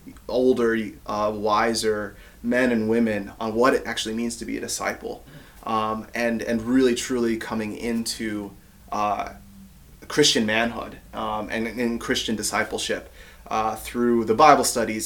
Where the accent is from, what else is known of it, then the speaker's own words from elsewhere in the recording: Ypsilanti, Michigan, United States; moved away as an adult; also born or lived in Grand Rapids, Michigan; now in Maryland, United States; where I grew up in Ypsilanti, Michigan